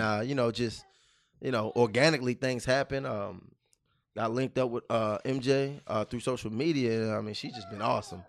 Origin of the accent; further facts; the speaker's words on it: Baltimore, Maryland, United States; moved away; I'm from Baltimore, Maryland